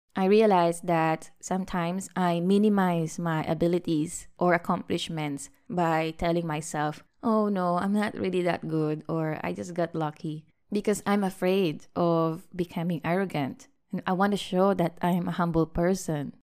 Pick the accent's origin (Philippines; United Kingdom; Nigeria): Philippines; now in Malaysia; we went back to visit my hometown, the beautiful and warm country of the Philippines